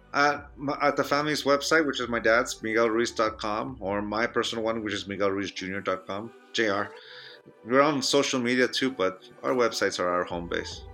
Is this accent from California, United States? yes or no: yes; Chula Vista, California, United States; now in Reno, United States; My hometown of San Diego, California